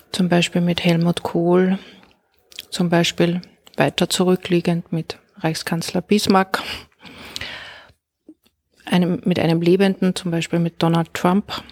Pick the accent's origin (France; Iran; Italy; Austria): Austria; Linz, Upper Austria; in Linz in Oberösterreich, gilt für beides, geboren und immer dort gelebt und auch nach wie vor.